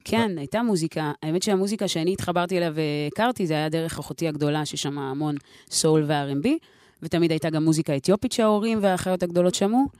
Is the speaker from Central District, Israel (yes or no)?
no; Nof HaGalil, Northern District, Israel; now in Jaffa, Israel; במקור uh, נצרת עילית. Um, עכשיו גרה ביפו.